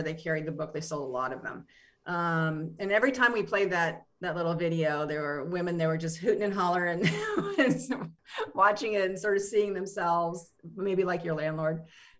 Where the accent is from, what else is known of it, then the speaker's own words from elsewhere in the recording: Appalachia, United States; Yeah, no. I mean, I'm from Appalachia.